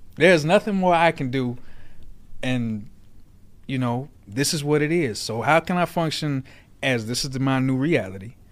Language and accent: English; Aurora, Illinois, United States; also born or lived in Naperville, Illinois / Georgia; I grew up in Aurora, in Naperville